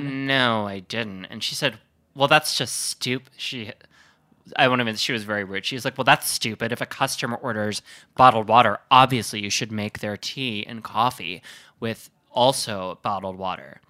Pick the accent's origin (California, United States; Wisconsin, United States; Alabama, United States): Wisconsin, United States; Sheboygan; I'm from Sheboygan, which is where the Kohler Company is